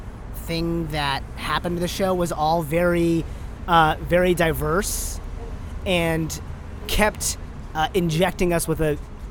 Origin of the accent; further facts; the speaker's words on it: India; I'm Indian. Like, let's just do, like, let's take advantage of everything we got. Let's do a Bollywood thing.